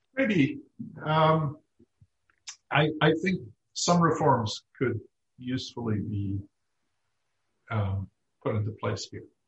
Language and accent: English; United Kingdom; moved away; I grew up in Britain at a time when unions were not widely liked